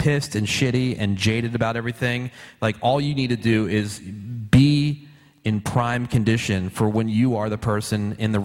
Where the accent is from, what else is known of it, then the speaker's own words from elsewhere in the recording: New Jersey, United States; I grew up in Jersey